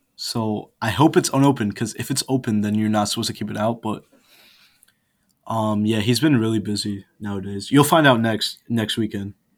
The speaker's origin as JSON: {"language": "English", "country": "India", "moved": "yes", "lives_now": "Buffalo, United States", "said": "my home country"}